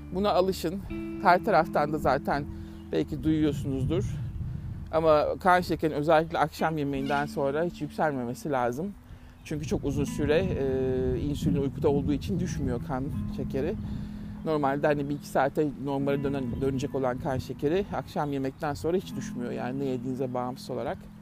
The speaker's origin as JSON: {"language": "Turkish", "country": "Turkey", "moved": "as an adult", "said": "bir Türk olarak"}